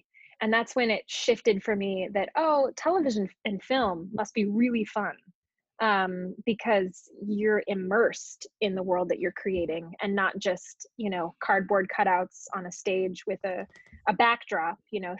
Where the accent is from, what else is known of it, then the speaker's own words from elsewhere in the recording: Colorado, United States; also born or lived in California / Virginia / Hawaii; Yeah, so I was born in California, but grew up all over the place. I lived in California and then Virginia, Colorado. I lived in Hawaii for a couple years.